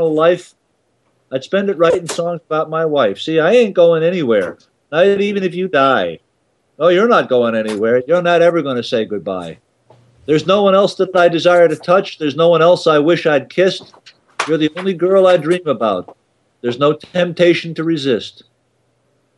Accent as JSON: {"language": "English", "country": "United States", "also_born_or_lived": "Babylon, New York", "moved": "as an adult", "lives_now": "Canada", "said": "I'll never stop being an American"}